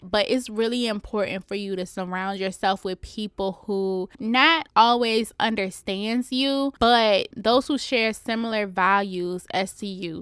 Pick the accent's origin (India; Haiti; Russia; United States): United States; Richmond, Virginia; I'm coming to y'all straight outta Richmond, Virginia, my hometown